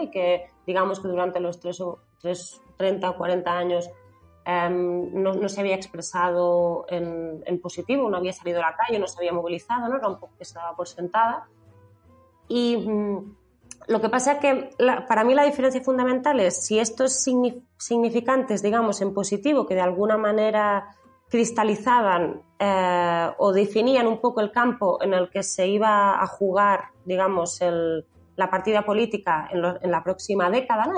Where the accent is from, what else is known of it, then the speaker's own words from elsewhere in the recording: Lleida, Catalonia, Spain; yo soy catalana de, de Leida